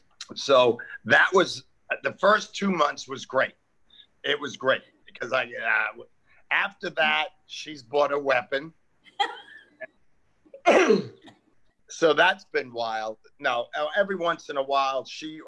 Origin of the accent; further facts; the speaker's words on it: New York City, New York, United States; now in Santa Monica, United States; I grew up in Queens, New York